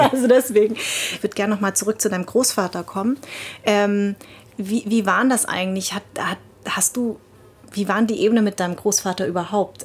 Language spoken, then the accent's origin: German; Darmstadt, Hesse, Germany; born or raised there